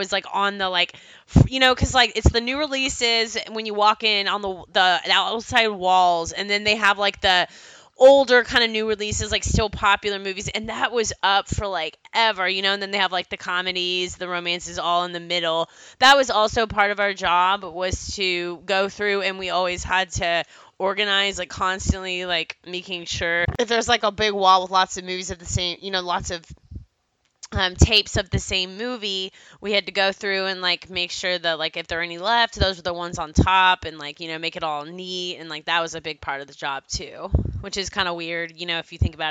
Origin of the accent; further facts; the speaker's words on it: Plano, Texas, United States; growing up in Plano, Texas